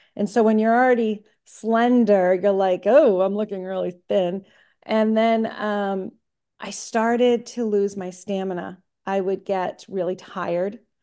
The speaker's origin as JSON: {"language": "English", "town": "Middleborough", "region": "Massachusetts", "country": "United States", "said": "I'm from Middleborough, Massachusetts"}